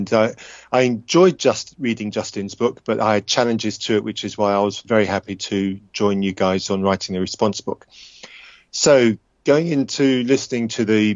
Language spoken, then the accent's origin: English; England, United Kingdom; the English one.